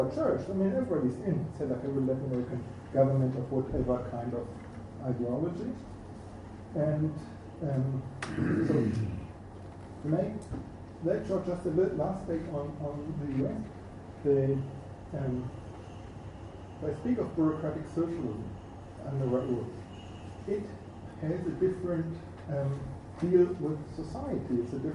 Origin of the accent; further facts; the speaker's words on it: Germany; I'm from Germany